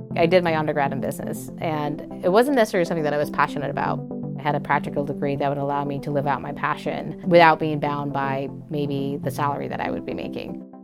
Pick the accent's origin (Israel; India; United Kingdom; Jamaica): Jamaica; moved away as an adult; now in United States; I was a first gen international student I grew up in Jamaica, a lesser developed country, very beautiful country, and very grateful for my upbringing